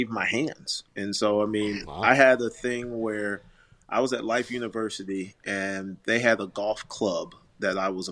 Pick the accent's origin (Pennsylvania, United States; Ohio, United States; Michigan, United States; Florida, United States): Florida, United States; Orlando; also born or lived in Tallahassee; we're in Tallahassee, and I'm from Orlando